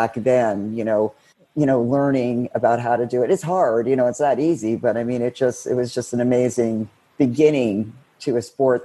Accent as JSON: {"language": "English", "region": "Connecticut", "country": "United States", "also_born_or_lived": "South Florida", "moved": "yes", "lives_now": "Florida, United States", "said": "I'm originally from Connecticut"}